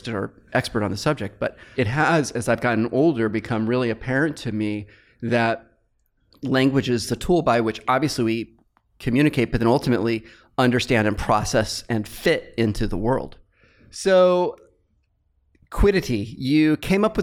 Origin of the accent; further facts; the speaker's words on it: United States; being an American